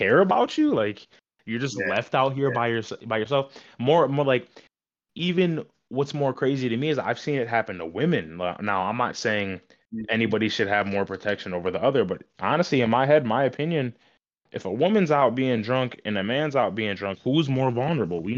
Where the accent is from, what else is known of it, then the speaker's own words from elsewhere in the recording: Michigan, United States; It's something about Michigan that keeps people satisfied, I guess I could say. And I just love knowing that, you know, it's my hometown